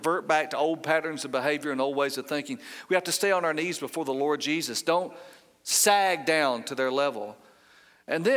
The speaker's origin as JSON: {"language": "English", "region": "Georgia", "country": "United States", "said": "I'm from Georgia"}